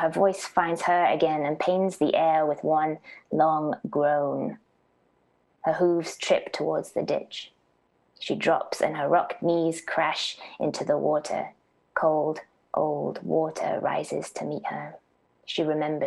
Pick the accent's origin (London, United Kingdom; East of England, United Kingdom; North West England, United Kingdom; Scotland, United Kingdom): East of England, United Kingdom; Norfolk; moved away as an adult; also born or lived in United States; I was born in Norfolk. I grew up in Norfolk, and then I was in the US from 18 through my 20s.